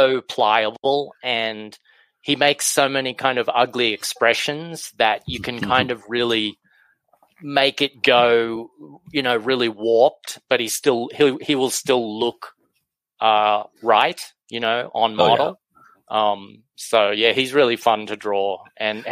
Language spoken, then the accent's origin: English; Australia; growing up in Australia